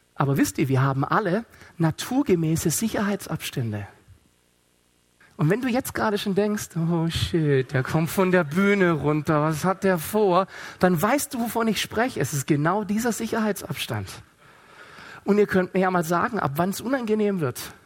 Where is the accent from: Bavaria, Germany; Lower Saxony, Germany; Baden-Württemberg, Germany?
Baden-Württemberg, Germany; Stuttgart; ich komme aus Stuttgart